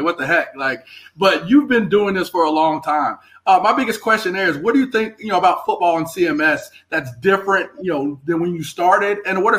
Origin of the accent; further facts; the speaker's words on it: the South, United States; I'm from the South, and I can't do it up there.